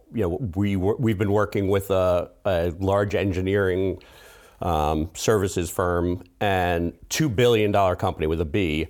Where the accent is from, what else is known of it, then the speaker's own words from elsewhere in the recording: Flushing, New York, United States; born there; I was actually, I was born in Queens. Didn't spend a lot of time here, but yeah, I was born in Flushing, Queens.